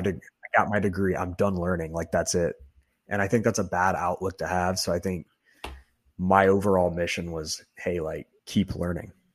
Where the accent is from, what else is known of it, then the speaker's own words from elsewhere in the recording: Texas, United States; moved away as an adult; now in Nebraska, United States; I'm not actually from Nebraska, I'm from Texas.